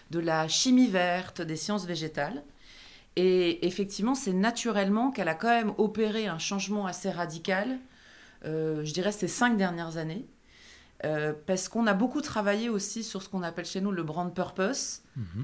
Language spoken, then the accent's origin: French; Paris, Île-de-France, France; also born or lived in Cotentin, Normandy; suis parisienne mais d'origine normande du Cotentin, qui est une région très sauvage, peu connue des Parisiens et c'est tant mieux. Et, euh, et je dirais que euh, je suis mariée et que j'ai une grande fille de 13 ans.